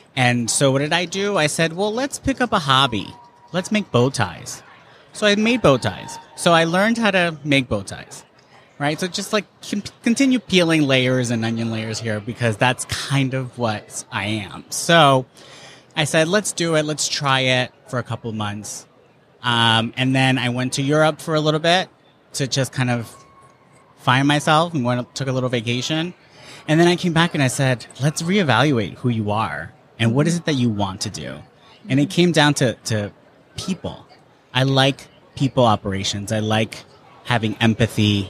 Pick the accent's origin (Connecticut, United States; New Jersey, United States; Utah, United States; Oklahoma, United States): New Jersey, United States; I'm an East Coaster. I'm from New Jersey.